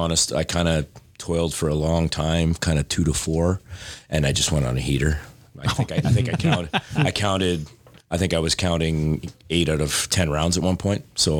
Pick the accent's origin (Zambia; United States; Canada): Canada; North Bay, Ontario; No, I'm born and raised in Ontario.